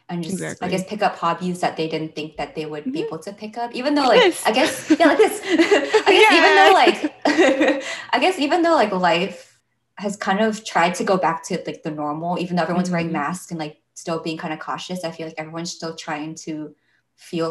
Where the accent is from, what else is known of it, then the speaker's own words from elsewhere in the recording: Northern California, United States; moved away; I was coming back from NorCal, like my home